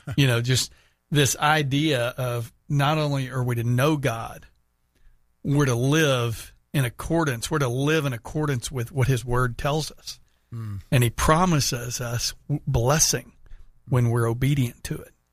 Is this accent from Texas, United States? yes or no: yes; Houston, Texas, United States; moved away; Houston, so my hometown